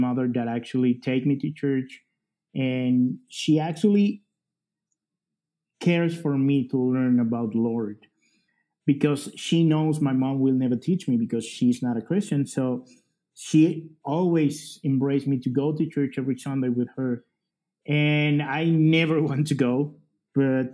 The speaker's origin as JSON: {"language": "English", "country": "El Salvador", "second_language": "English", "said": "I am from El Salvador."}